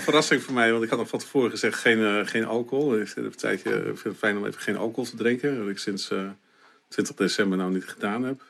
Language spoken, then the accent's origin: Dutch; Winschoten, Groningen, Netherlands; ik ben geboren in Winschoten